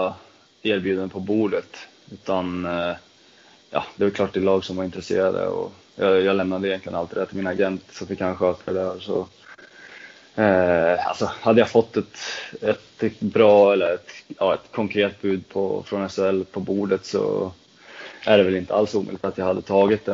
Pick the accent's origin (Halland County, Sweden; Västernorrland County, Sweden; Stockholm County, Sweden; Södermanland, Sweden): Södermanland, Sweden; Trosa; moved away; also born or lived in Nyköping; jag kommer från eh, Trosa från första början